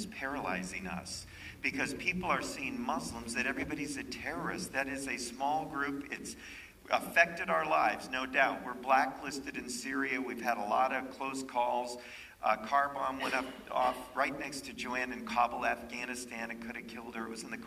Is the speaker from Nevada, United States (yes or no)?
yes; Las Vegas, Nevada, United States; also born or lived in Chicago, Illinois; we moved to Las Vegas, Nevada